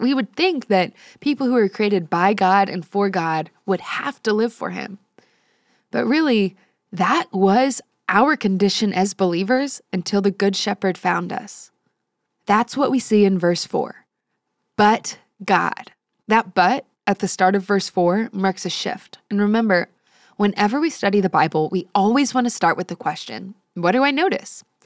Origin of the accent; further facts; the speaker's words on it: San Antonio, Texas, United States; I grew up in San Antonio